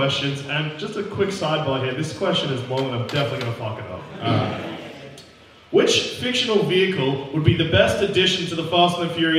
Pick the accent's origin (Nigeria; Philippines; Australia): Australia; As Australian boys